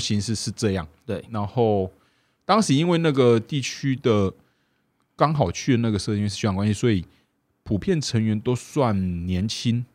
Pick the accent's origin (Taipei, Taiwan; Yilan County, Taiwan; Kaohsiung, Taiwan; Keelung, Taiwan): Kaohsiung, Taiwan; 我是高雄人，然后在路